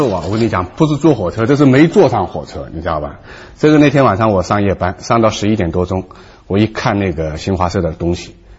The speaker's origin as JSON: {"language": "Chinese", "town": "Suzhou", "region": "Jiangsu", "country": "China", "tie": "born or raised there", "also_born_or_lived": "Shanghai", "moved": "yes", "said": "不过那那那个时候在复旦上大学的时候，我老家苏州。"}